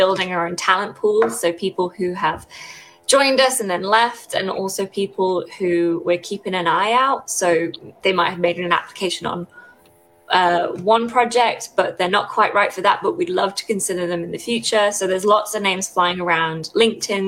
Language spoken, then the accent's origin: English; Derbyshire, East Midlands, United Kingdom; moved away as an adult; now in Reading, United Kingdom; I'm from Derbyshire, I'm from the Midlands, so I'm not from around here.